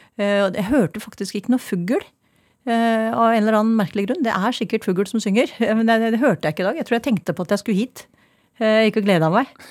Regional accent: Ringerike, Buskerud, Norway; also born or lived in Oslo, Norway; now in Steigen, Norway; Jeg kommer fra Åsbygda på Ringerike

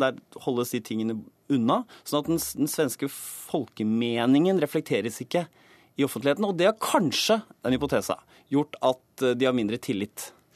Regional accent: Norway; vi som nordmenn

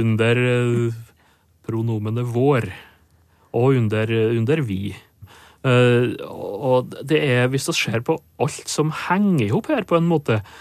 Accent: Nordmøre, Møre og Romsdal, Norway; på Nordmøre, og der jeg kommer fra, der har vi et ord

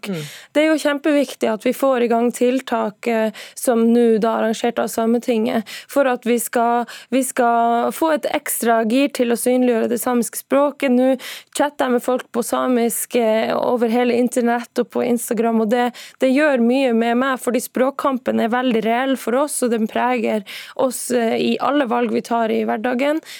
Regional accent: Norway; jeg mener jo at du lærer mye om deg sjøl ved å lære om meg og min historie, fordi at den samiske historien eh, er jo, er jo felles med den norske.

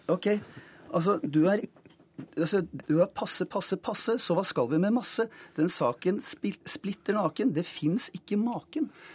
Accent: Oslo, Norway; Jeg vokste opp på Disen

